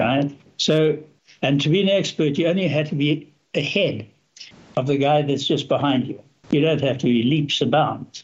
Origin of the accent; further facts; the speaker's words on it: Zambia; also born or lived in South Africa; now in Canada; There I grew up in a small town, went to a, a relatively small school, at high school